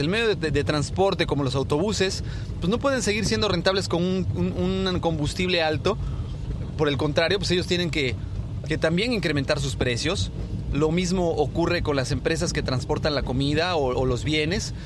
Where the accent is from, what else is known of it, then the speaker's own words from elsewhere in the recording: Mexico; Nosotros como, como mexicanos, como parte de esta sociedad